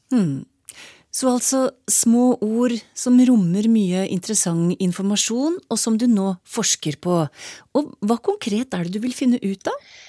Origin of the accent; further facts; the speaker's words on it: Trysil, Innlandet, Norway; jeg kommer fra Trysil